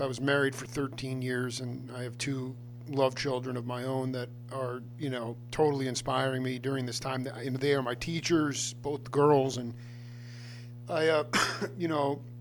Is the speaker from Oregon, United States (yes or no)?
no; Stony Brook, New York, United States; I was a Long Island cat.